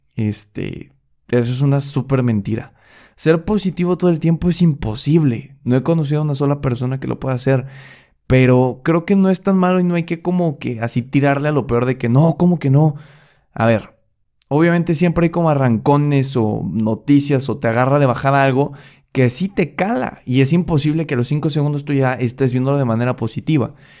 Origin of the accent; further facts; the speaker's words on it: Querétaro, Mexico; en mi barrio, en mi pueblo, en mi rancho, en Querétaro.